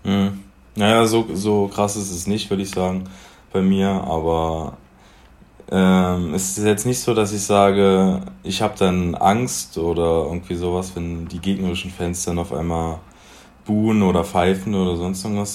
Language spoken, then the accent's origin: German; Magdeburg, Saxony-Anhalt, Germany; Aus Magdeburg. Angefangen mit sieben Jahren, nee, acht Jahren beim Post SV Magdeburg